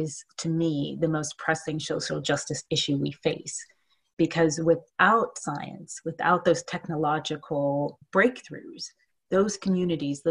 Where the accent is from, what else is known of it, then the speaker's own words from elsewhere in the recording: Oakland, California, United States; I grew up in Oakland, California